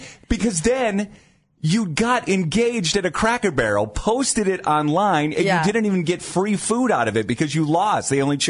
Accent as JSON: {"language": "English", "town": "Canton", "region": "Ohio", "country": "United States", "tie": "born or raised there", "lives_now": "Rocky River, United States"}